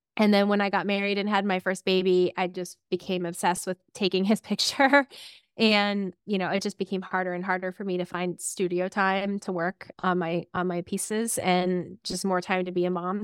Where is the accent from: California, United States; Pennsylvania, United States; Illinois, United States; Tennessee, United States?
Pennsylvania, United States; Clarion; also born or lived in State College, Pennsylvania; I grew up in a little town called Clarion